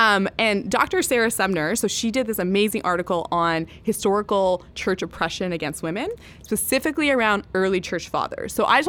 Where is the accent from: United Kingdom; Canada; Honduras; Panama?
Canada; But does that mean I don't say I'm Canadian? Does that mean because I disagree with the government on topics, I'm not Canadian?